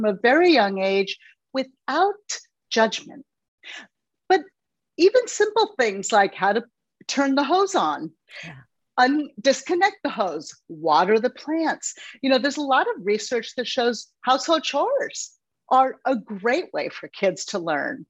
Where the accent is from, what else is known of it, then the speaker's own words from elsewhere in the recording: Los Angeles, California, United States; moved away as an adult; also born or lived in New York City; I was born and raised in Los Angeles, California